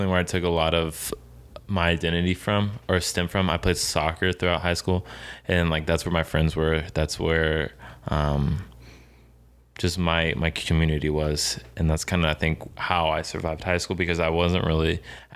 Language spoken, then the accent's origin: English; Kansas City, United States; moved away as an adult; also born or lived in Springfield; I'm also from Kansas City